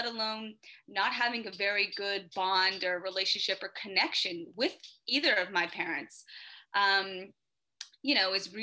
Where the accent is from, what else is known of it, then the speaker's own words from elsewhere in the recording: Memphis, Tennessee, United States; I was born in Memphis, Tennessee. Cute little town, you know, Southern Belle all the way